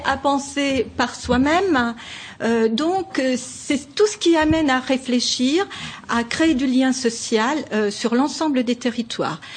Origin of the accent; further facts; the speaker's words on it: Saône-et-Loire, Bourgogne-Franche-Comté, France; now in Franche-Comté, France; je suis née euh, en Saône-et-Loire et je vis aujourd'hui euh, en Franche-Comté